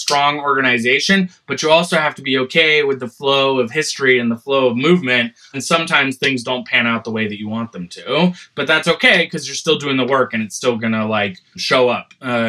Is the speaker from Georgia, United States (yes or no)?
no; California, United States; I grew up in California